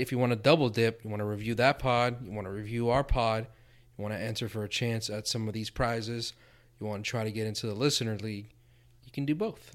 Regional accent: South Florida, United States; growing up in South Florida

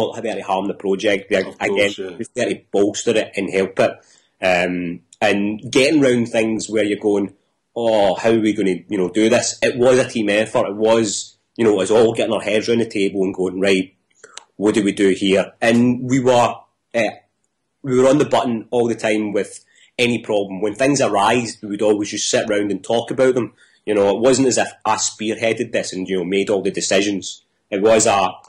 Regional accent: Coatbridge, Scotland, United Kingdom; I'm from Coatbridge

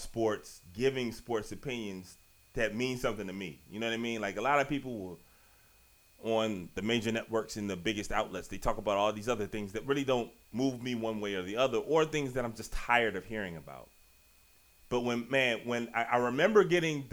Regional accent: Richmond, Virginia, United States; I'm from Richmond, Virginia

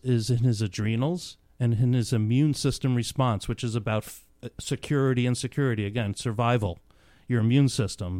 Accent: New York, United States; grew up in New York

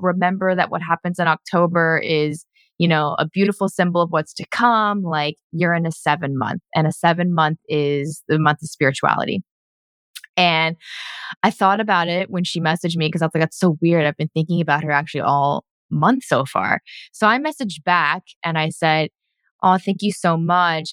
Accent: United States; moved away as an adult; now in Vancouver, Canada; coming down here back to my hometown

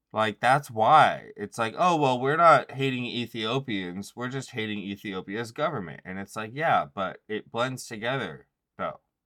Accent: United States

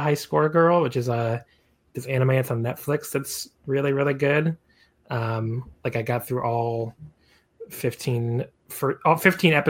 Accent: United States; as an American

